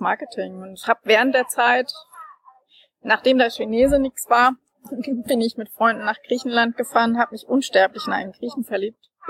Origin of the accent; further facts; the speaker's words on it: Frankfurt, Hesse, Germany; in meiner Heimatstadt Frankfurt.